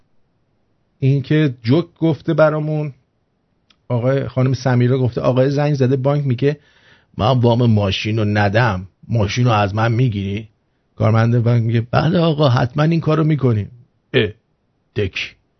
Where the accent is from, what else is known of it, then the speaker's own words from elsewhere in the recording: Tehran, Tehran Province, Iran; من اهل تهرانم